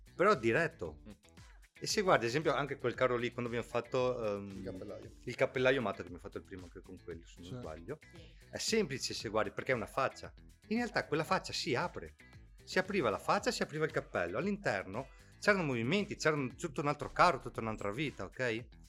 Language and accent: Italian; Ceggia, Veneto, Italy; siamo di Ceggia